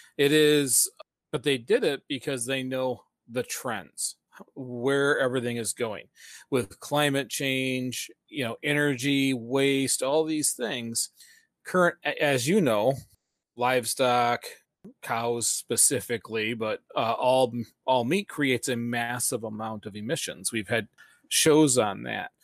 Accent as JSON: {"language": "English", "town": "Flint", "region": "Michigan", "country": "United States", "said": "we're from the Flint, Michigan area"}